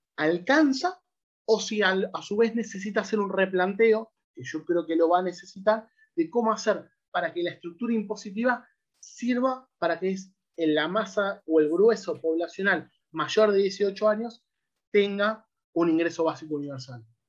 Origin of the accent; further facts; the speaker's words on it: Argentina; nosotros como argentinos